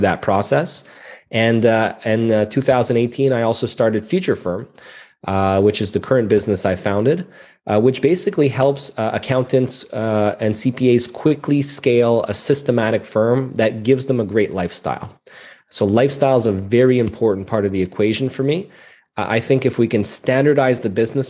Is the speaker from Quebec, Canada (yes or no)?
yes; Montreal, Quebec, Canada; I'm a CPA born and raised in Montreal, Canada.